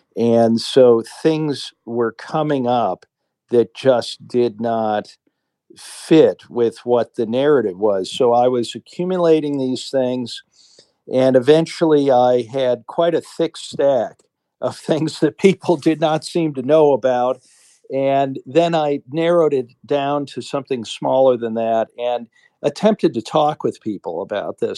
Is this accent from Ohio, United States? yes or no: yes; Cleveland, Ohio, United States; moved away as an adult; also born or lived in New York; now in Sweden; I loved Cleveland and, uh, I loved my home, all my roots were there